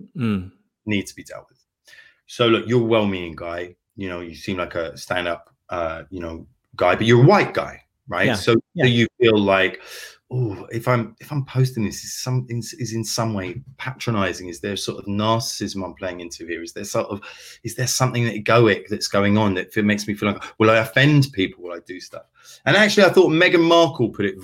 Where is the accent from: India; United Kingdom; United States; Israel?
United Kingdom; London; I grew up in inner city London. I grew up in Archway.